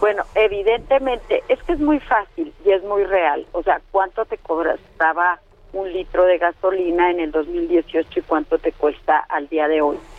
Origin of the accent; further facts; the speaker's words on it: northern Chihuahua, Mexico; yo soy del norte de Chihuahua